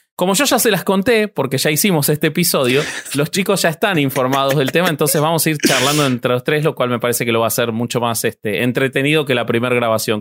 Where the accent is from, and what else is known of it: Argentina